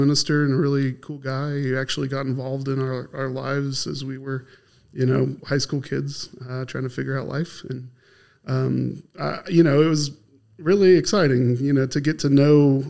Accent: Elizabethton, Tennessee, United States; I was born in Elizabethan, like you said. I went to, the fine upstanding institution of Happy Valley High School

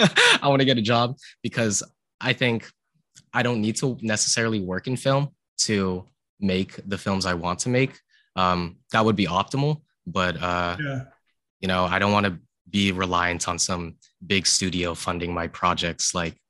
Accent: San Ramon, California, United States; also born or lived in Santa Cruz, California; I'm from San Ramon, California. It's like in the Bay Area.

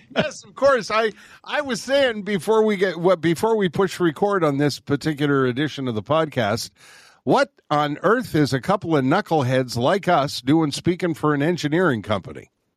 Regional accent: Montreal, Quebec, Canada; moved away as an adult; also born or lived in Winnipeg / Calgary / Fraser Valley, British Columbia; now in British Columbia, Canada; I'm born and raised in Montreal

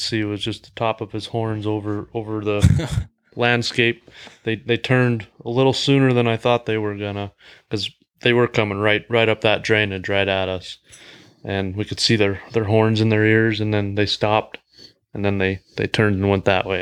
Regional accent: Great Falls, Montana, United States; I'm from Great Falls as well.

